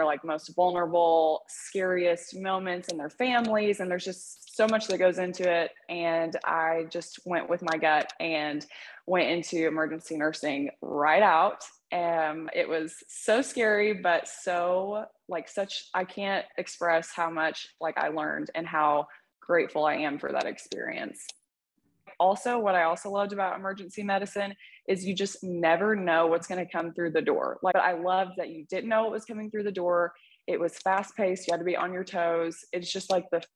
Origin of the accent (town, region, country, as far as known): Poplar Bluff, Missouri, United States; born or raised there; also born or lived in Dexter, Missouri / Columbia, Missouri